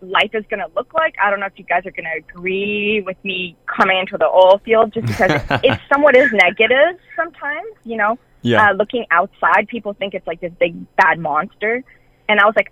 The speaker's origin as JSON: {"language": "English", "town": "Montreal", "region": "Quebec", "country": "Canada", "tie": "born or raised there", "said": "I grew up in Canada. In Montreal, specifically. It's in Quebec."}